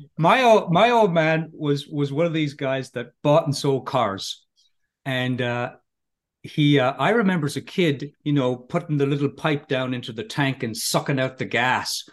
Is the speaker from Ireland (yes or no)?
yes; Ireland; moved away as an adult; now in California, United States; I grew up in Ireland